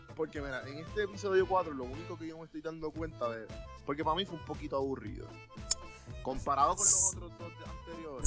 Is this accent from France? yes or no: no; Puerto Rico; Nosotros como boricuas jíbaros y colonizados